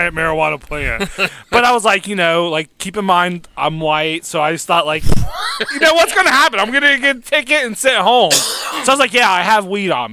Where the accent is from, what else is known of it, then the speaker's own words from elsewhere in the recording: West Virginia, United States; we're in Ohio. I'm from West Virginia